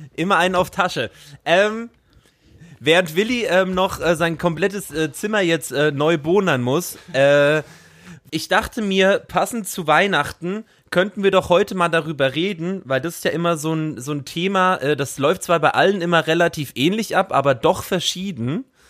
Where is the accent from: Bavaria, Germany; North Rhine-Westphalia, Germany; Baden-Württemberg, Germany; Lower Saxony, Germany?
Bavaria, Germany; also born or lived in Brandenburg; now in Berlin, Germany; ich bin ja zur Schule gegangen in Bayern und meine Großeltern sind aber in Ostdeutschland geblieben. Ich habe ja ostdeutsche Roots.